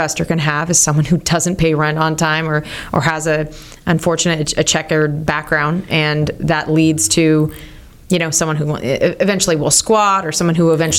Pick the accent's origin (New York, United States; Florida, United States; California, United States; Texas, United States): California, United States; I'm from California